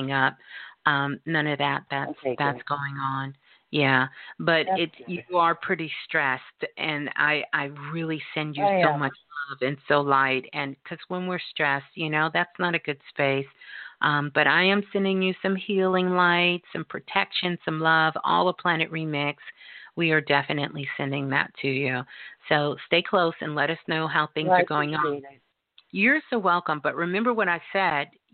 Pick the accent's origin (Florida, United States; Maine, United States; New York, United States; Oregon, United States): New York, United States; New York City; I was born in Brooklyn